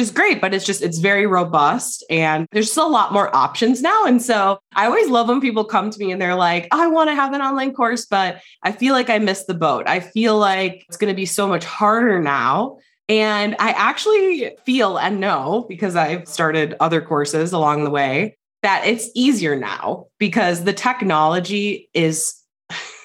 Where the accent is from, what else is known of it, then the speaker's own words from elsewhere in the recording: Wisconsin, United States; now in New Mexico, United States; I'm from Wisconsin. You can probably detect the accent, but I actually live in New Mexico.